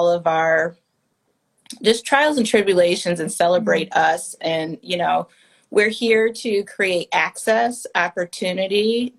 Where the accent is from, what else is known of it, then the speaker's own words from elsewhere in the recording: Detroit, Michigan, United States; moved away; also born or lived in New York; Detroit, my hometown